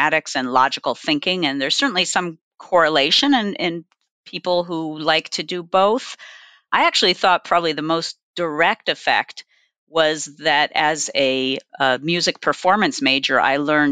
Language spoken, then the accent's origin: English; Santa Cruz, California, United States; I grew up in Santa Cruz, California, a wonderful beach town